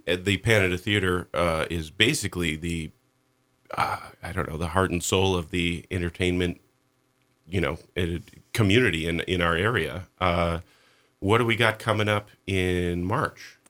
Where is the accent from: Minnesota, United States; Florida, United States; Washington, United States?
Minnesota, United States; moved away as an adult; also born or lived in Montana / Texas; now in Sandpoint, United States; I grew up in Minnesota.